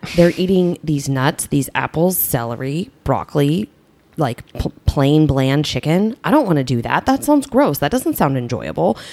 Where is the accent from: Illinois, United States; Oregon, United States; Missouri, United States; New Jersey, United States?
Illinois, United States; Southern; I grew up in Southern Illinois